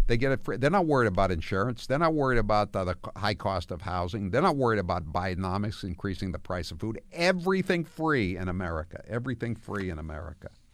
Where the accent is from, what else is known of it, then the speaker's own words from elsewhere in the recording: Maine, United States; moved away; again in my home state